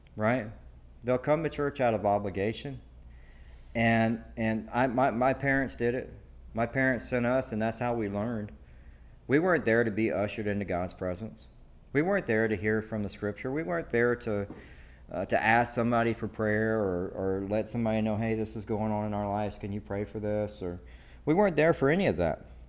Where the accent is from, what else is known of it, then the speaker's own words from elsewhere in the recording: the South, United States; now in Devine, Texas, United States; I'm from the South, okay? And let me tell you, everybody goes to church